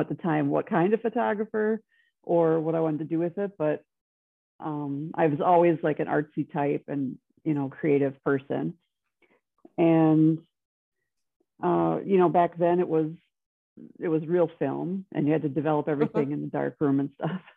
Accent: Wisconsin, United States; moved away as an adult; also born or lived in Minneapolis; I'm from Wisconsin, but I went to school in Minneapolis

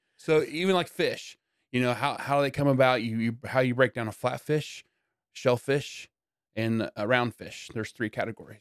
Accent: Yorktown, Indiana, United States; also born or lived in Blackford County, Indiana; we moved from Blackford, um, to Yorktown

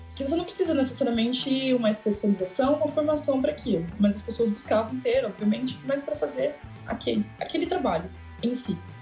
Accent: Brazil; also born or lived in Toronto; Como brasileira

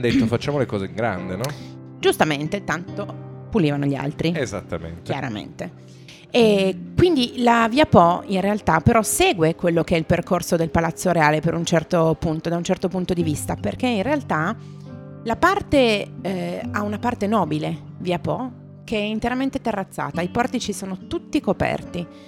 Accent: Turin, Piedmont, Italy

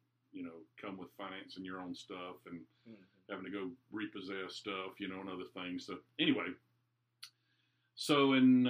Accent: Durham, North Carolina, United States; I grew up in Durham, North Carolina.

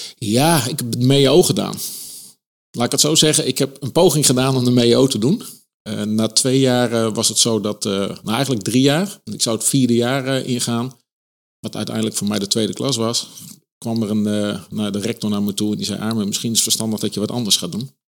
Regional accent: Eindhoven, North Brabant, Netherlands; 69 geboren in, eh, in Eindhoven.

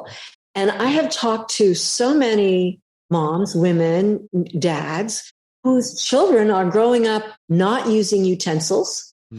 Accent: California, United States; I'm a Californian

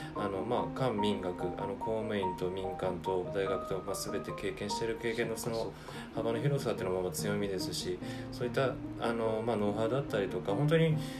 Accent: Tokyo, Japan; 私は板橋区出身です

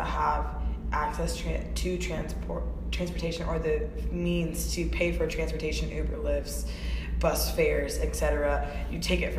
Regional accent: United States; because we're American

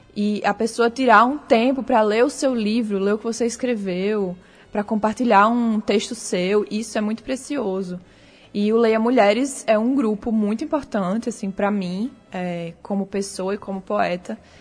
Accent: Natal, Rio Grande do Norte, Brazil

